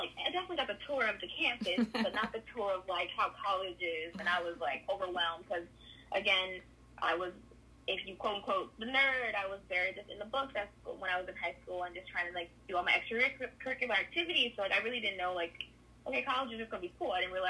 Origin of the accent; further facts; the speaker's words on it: California, United States; Yeah, so I grew up in California, been here my whole life